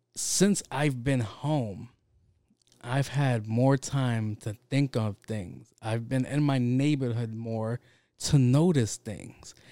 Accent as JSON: {"language": "English", "town": "New York City", "region": "New York", "country": "United States", "tie": "born or raised there", "said": "I grew up in Jamaica, Queens"}